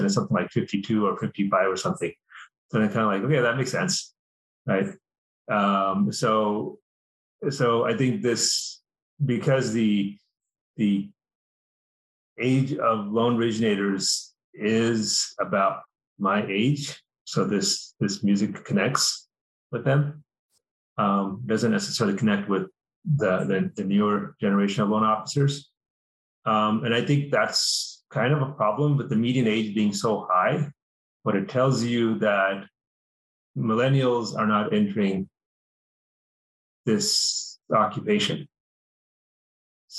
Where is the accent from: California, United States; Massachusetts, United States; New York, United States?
California, United States; Cerritos; also born or lived in India; now in Puerto Rico; I grew up in Southern California in a little town called Cerritos